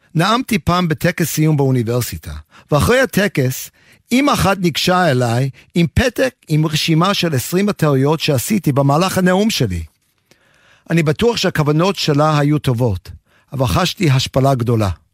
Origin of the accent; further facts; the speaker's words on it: Aliquippa, Pennsylvania, United States; first language English; Hebrew is a second language; moved away as an adult; also born or lived in New York / Jerusalem; now in Beersheba, Israel; גדלתי בארצות הברית, בעיירה קטנה ממעמד הפועלים בשם קוויפה, הלקוויפה נמצאת במערב פנסילבניה